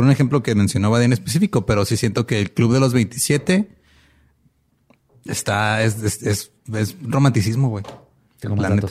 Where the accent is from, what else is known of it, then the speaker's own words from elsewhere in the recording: Mexico; Pero como buenos mexicanos tropicalizamos todo